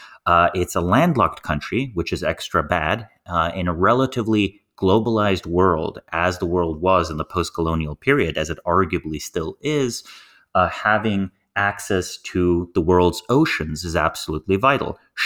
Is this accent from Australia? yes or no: no; Slovenia; I grew up in Slovenia with a population of 2 million people.